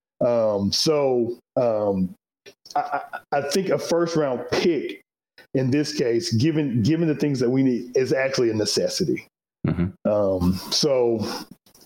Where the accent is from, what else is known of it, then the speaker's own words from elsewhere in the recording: Pensacola, Florida, United States; I actually grew up in Pensacola, Florida